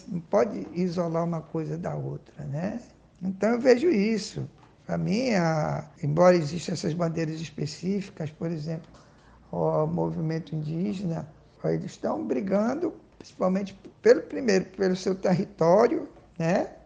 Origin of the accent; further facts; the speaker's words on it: Manaus, Amazonas, Brazil; a minha adolescência, por causa da Zona Franca, que tinha isenção fiscal, então daquele garoto subdesenvolvido que comia peixe, comidas só regionais